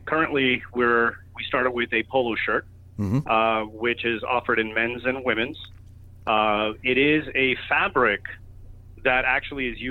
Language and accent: English; Miami, Florida, United States; moved away as an adult; also born or lived in New York; I was born and raised in Miami